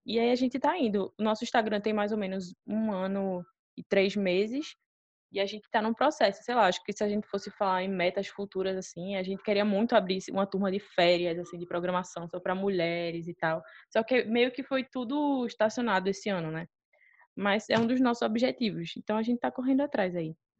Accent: Recife, Pernambuco, Brazil; a gente é de Recife, e aqui tem um Porto Digital

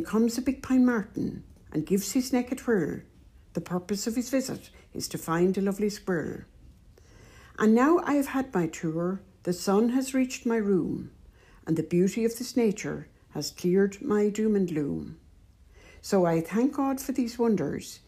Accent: County Wicklow, Ireland; moved away as an adult; now in County Cavan, Ireland; born and bred in Wicklow

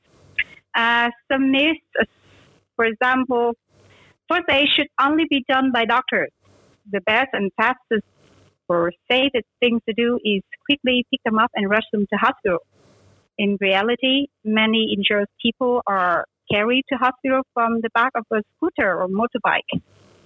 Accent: Vietnam; also born or lived in Australia; I grew up in Vietnam

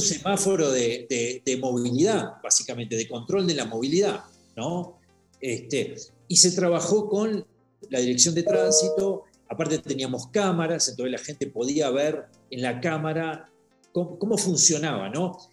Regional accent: Uruguay; moved away as an adult; also born or lived in Washington; now in Mexico; soy uruguayo. Este, vivo hace 18 años en, este, en México

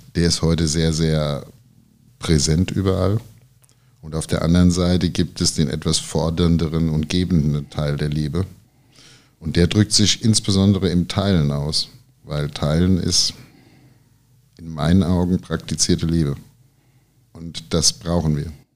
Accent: Rosbach vor der Höhe, Hesse, Germany; moved away as an adult; also born or lived in Giessen / Bad Nauheim; now in Frankfurt, Germany; geboren bin ich in Gießen, bin dann in Oberrosbach in die Grundschule gegangen und ähm, in Bad Nauheim habe ich mein Abitur gemacht und bin dann nach Frankfurt gezogen

